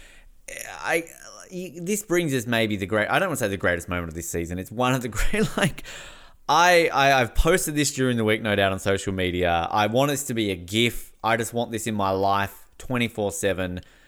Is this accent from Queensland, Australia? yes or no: no; Tasmania, Australia; and I'm from Tasmania.